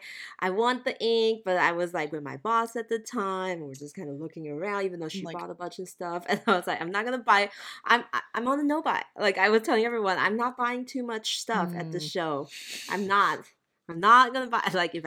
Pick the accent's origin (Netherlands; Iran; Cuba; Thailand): Thailand; now in United States; You know, I grew up in Thailand, so Hanging Rice and Mango just gives me like mango sticky rice vibes.